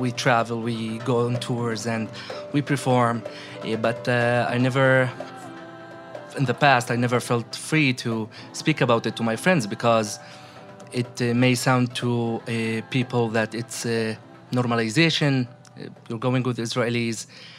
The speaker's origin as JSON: {"language": "English", "town": "Jerusalem", "country": "Palestine", "said": "I'm a Palestinian. I live in East Jerusalem in Bet Hanina."}